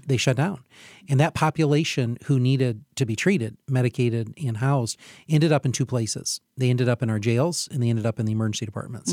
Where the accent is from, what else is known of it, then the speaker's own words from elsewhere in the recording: Hillsdale, Michigan, United States; I'm from Hillsdale